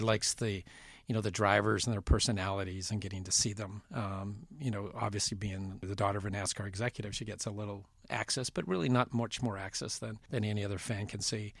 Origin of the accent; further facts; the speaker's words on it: Vancouver, British Columbia, Canada; moved away; I grew up in Western Canada in Vancouver